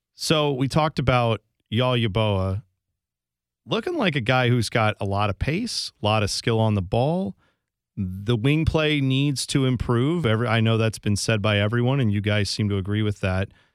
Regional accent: Ohio, United States; I'm from Ohio

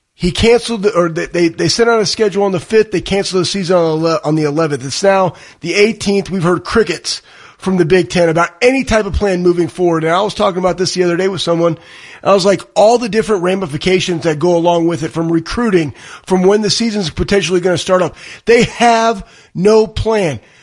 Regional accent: Dallas, Texas, United States; moved away as an adult; now in Columbus, United States; I'm from Dallas, Texas

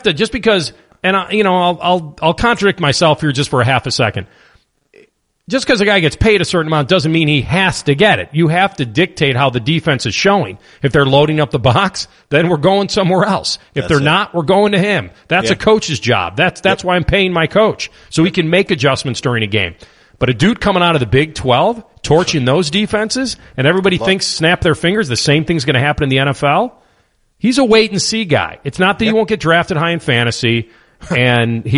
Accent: Chicago, Illinois, United States; born or raised there; now in Columbus, United States

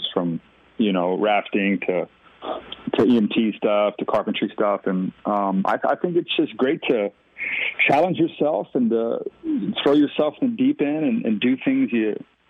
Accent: Texas, United States; We grew up in a tiny little town just outside of Austin

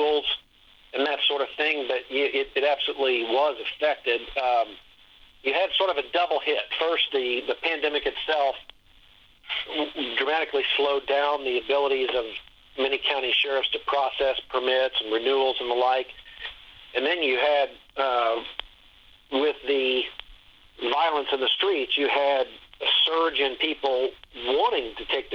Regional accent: Dayton, Ohio, United States; now in Columbus, United States; Dayton's actually my hometown. And, I live in Columbus area now, but for many years. But I grew up in Dayton

